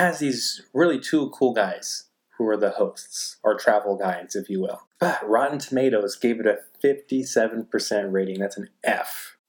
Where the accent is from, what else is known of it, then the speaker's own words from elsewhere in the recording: Central Coast, Southern California, United States; we're both from Southern California.